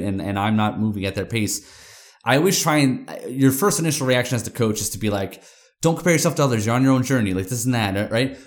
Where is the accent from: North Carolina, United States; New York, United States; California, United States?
New York, United States; I'm from New York